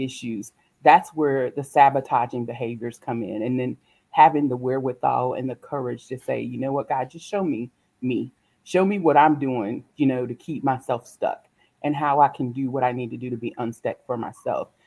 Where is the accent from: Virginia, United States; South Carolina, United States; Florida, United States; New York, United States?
South Carolina, United States; I am actually born and raised in South Carolina